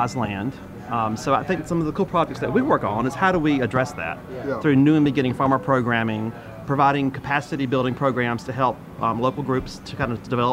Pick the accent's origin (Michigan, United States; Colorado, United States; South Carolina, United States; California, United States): South Carolina, United States; Darlington; now in Rock Hill, United States; growing up in Darlington, South Carolina